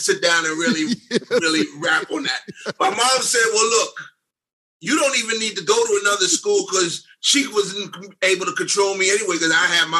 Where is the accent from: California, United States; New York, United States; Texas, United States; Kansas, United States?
New York, United States; New York City; Dave and I grew up on Park Slope on a block called Lincoln Place.